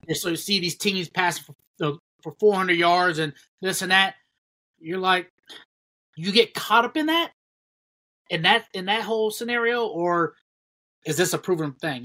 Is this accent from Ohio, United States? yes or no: yes; Ohio, United States; we both from we're all from Ohio